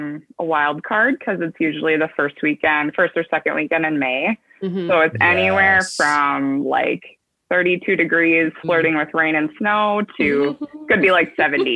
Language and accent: English; central Minnesota, United States; moved away as an adult; also born or lived in Fargo, North Dakota; now in Bismarck, United States; I'm from central Minnesota, and then I went to school in Fargo, North Dakota